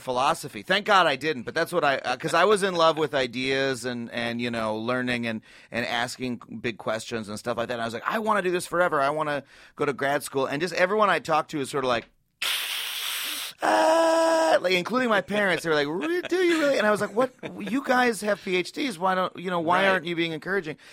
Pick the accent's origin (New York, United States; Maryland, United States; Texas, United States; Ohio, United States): New York, United States; Long Island; I was grew up on Long Island, come from an academic family.